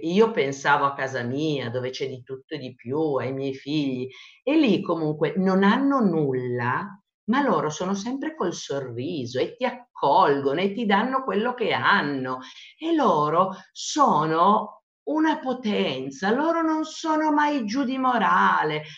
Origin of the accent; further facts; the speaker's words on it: Italy; sono nata in Italia